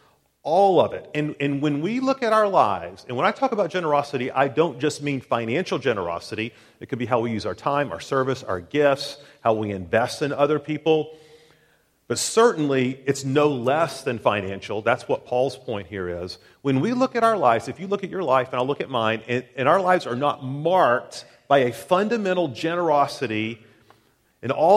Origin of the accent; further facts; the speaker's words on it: Tennessee, United States; growing up in Tennessee, I had a lot of friends who lived on farms.